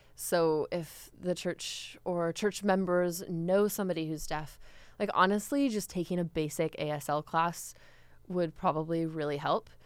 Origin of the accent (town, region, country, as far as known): United States